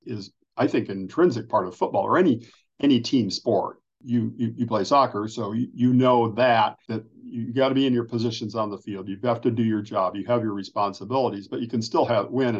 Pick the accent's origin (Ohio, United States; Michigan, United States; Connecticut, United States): Ohio, United States; Northern; moved away as an adult; also born or lived in Chicago / Indiana; I grew up in Northern Ohio